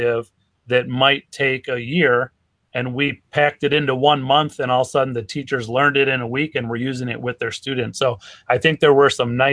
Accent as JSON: {"language": "English", "town": "Racine", "region": "Wisconsin", "country": "United States", "tie": "born or raised there", "said": "When I grew up in Racine, Wisconsin, so I would play my high school soccer games right on the lake"}